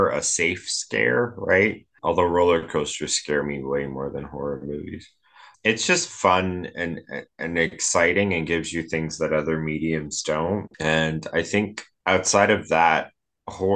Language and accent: English; Edmonton, Alberta, Canada; I'm from Edmonton, Alberta. I live in Edmonton, Alberta